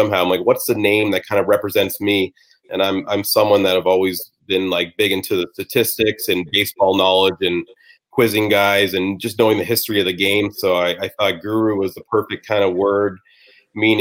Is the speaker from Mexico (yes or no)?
no; Brampton, Ontario, Canada; I grew up playing in Brampton, Ontario, like AAA baseball all the way through for the Brampton Royals